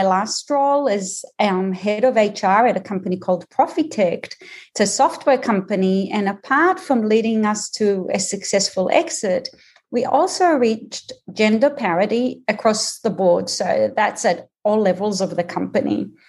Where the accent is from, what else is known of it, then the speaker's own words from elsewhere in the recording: Israel; also born or lived in Australia / United States; now in Boston, United States; Well, I'll tell you straight off so that people don't spend time just trying to work out my accent, is that I am Israeli, Australian, and American, and I've lived in the Boston area for the last 20 years.